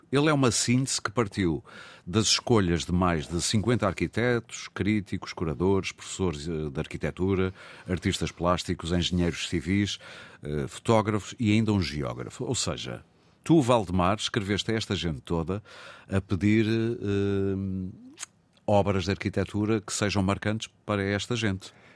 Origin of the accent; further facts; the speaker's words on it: Porto, Norte, Portugal; onde eu mergulhei muitas vezes em miúdo, porque eu sou do Porto